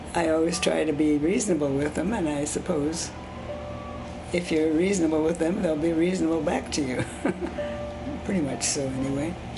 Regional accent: Pandora, Ohio, United States; first language Swiss German; English is a second language; about two miles outside of a small town called Pandora, Ohio. So it was a rural area, and uh, the community I was born in was German Swiss

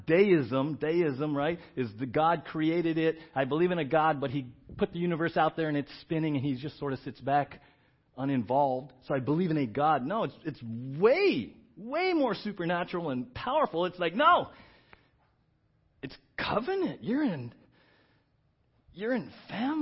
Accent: San Diego, California, United States; we grew up in San Diego

